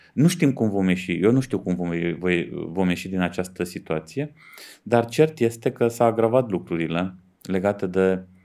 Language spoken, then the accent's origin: Romanian; Dej, Cluj County, Romania; sunt din Dej